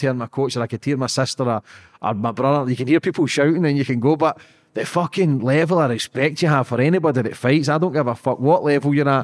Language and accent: English; Scotland, United Kingdom; I'm just a Scottish guy